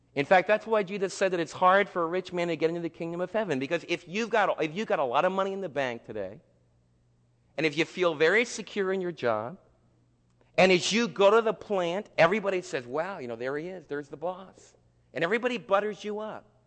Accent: United States; as Americans

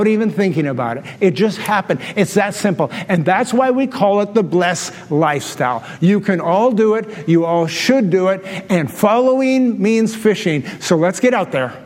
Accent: Canada; I'm a Canadian

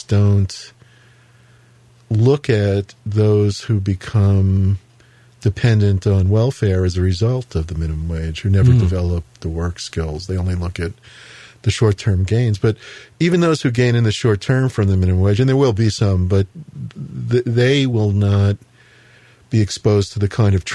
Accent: New York City, New York, United States; moved away; I grew up in Queens, I originally came from Queens

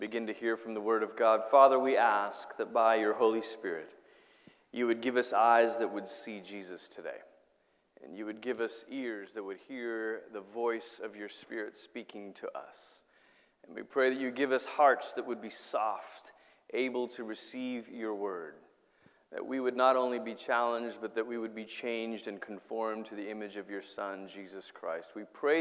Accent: Malaysia; now in Colorado Springs, United States; I grew up in Malaysia

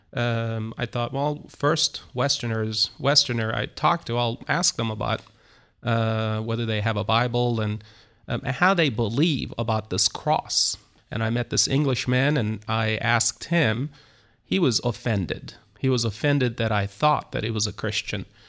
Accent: Istanbul, Turkey; moved away as an adult; now in Izmir, Turkey; I was born in Istanbul, Turkey. Uh, I'm, uh, uh, originally from Istanbul.

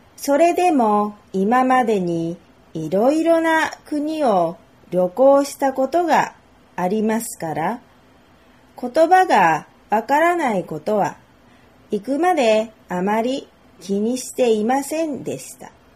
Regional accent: Japan; 日本で生まれて育った日本人

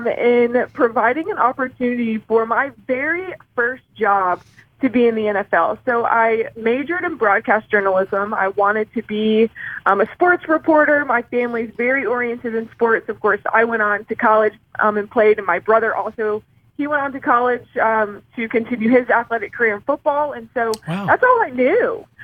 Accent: South Carolina, United States; moved away as an adult; now in Indianapolis, United States; So I am originally from South Carolina, a very small town in the upstate of South Carolina

